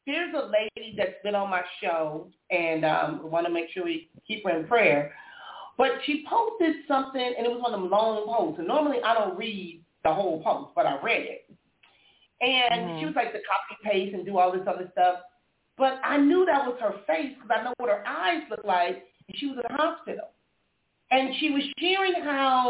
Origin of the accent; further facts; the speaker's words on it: Compton, California, United States; moved away; I'm from Compton and all of this, I'm in Compton at least once a week